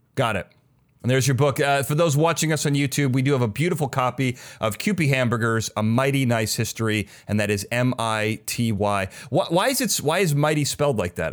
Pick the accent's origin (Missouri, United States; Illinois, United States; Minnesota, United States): Illinois, United States; Chicago; now in California, United States; I'm from Chicago.